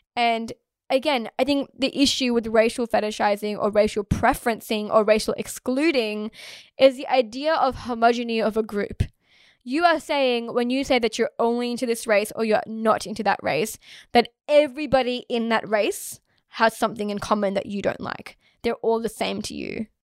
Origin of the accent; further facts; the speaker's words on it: Australia; I was born here and I was raised here in Australia.